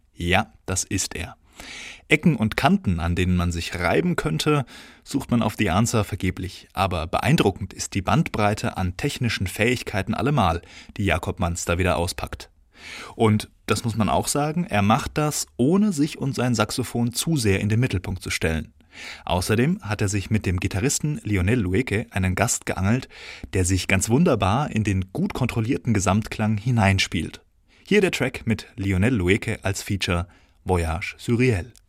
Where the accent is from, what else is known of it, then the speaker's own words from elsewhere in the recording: Bavaria, Germany; moved away; in meiner alten Heimat Bayern